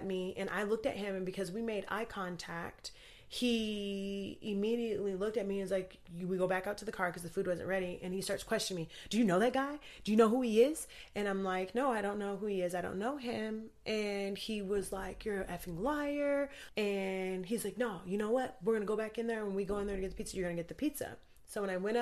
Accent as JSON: {"language": "English", "town": "Anchorage", "region": "Alaska", "country": "United States", "tie": "born or raised there", "said": "I grew up in Anchorage, Alaska"}